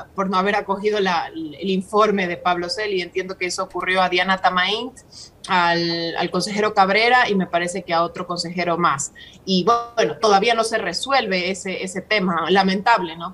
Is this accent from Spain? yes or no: no; Ecuador; nosotros como ecuatorianos